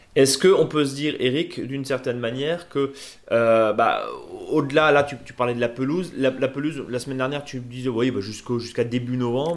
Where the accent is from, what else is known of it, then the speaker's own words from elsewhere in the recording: Alsace, Grand Est, France; chez nous en Alsace